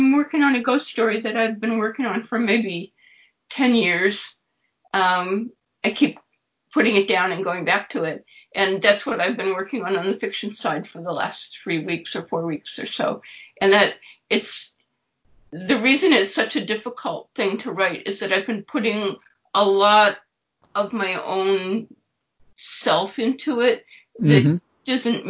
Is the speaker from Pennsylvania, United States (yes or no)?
no; Dorchester, Massachusetts, United States; born there; also born or lived in Boston / Cambridge; I was born in Dorchester in Massachusetts, mm-hmm. but I'm not from Dorchester. My parents didn't live in Dorchester or anything, and I've never lived in Dorchester.